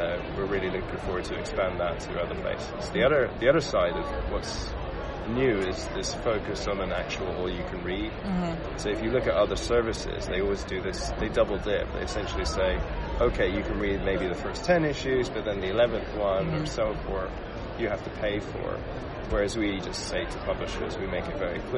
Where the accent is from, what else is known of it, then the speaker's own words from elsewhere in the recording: Luxembourg; moved away; I grew up in Luxembourg, actually, like a small country in Central Europe